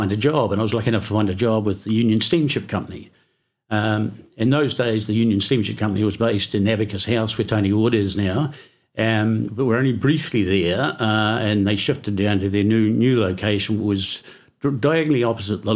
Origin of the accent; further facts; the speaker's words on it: Oamaru, Otago, New Zealand; I was born in Omaru Hospital, and My parents lived just up the road here on the Wandsbeck Street